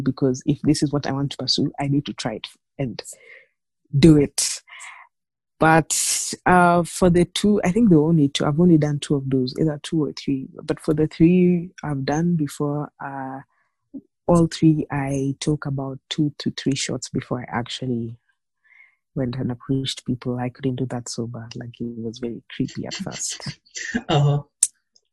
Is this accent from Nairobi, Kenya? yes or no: yes; Nairobi, Kenya; I was born and raised in Nairobi